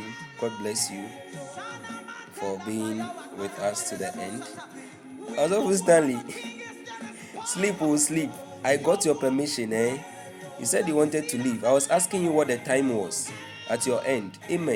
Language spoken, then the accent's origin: English; Tema, Greater Accra, Ghana; Tema. Okay, that's where I live. That's where I come from, actually. That's where I live.